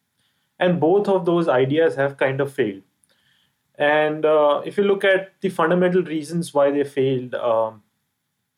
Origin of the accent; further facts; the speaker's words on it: India; me being an Indian